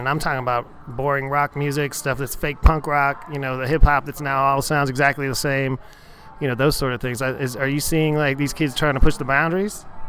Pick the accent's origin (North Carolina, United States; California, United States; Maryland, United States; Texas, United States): Texas, United States; Houston; I, I come from Houston